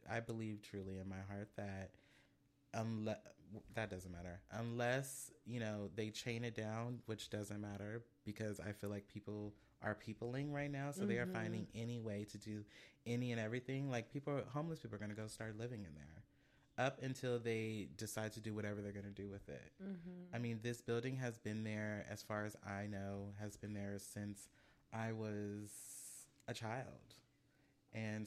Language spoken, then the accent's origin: English; Oakland, California, United States; now in San Diego, United States; I grew up in West Oakland in the Bay